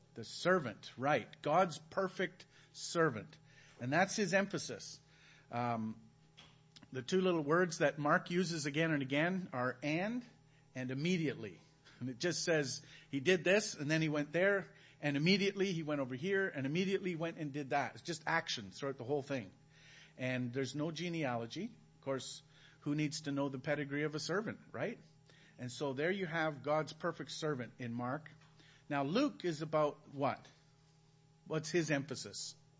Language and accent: English; Canada; moved away as an adult; now in Belize; We're from Canada.